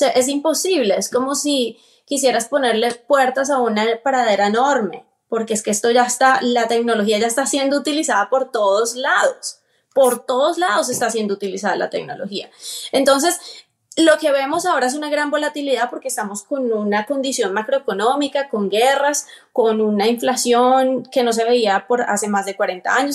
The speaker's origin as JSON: {"language": "Spanish", "country": "Colombia", "moved": "as an adult", "lives_now": "Atlanta, United States", "said": "soy colombiana, vivo aquí en Estados Unidos, precisamente en el estado de Georgia, Atlanta. Llevo viviendo aquí 12 años."}